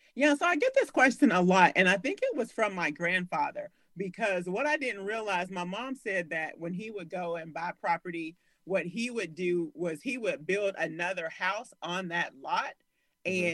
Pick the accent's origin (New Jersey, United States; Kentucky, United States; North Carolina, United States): Kentucky, United States; Louisville; also born or lived in Kansas City, Missouri; born and raised in Louisville, Kentucky. We just lived in Kansas City, Missouri for like a year out of my life